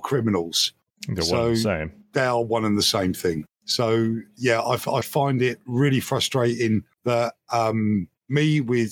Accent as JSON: {"language": "English", "country": "United Kingdom", "said": "I'm a Brit and we're not used to having armed police"}